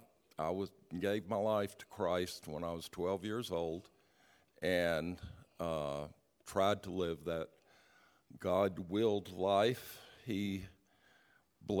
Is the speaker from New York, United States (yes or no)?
no; Richmond, Virginia, United States; I was raised in Richmond, Virginia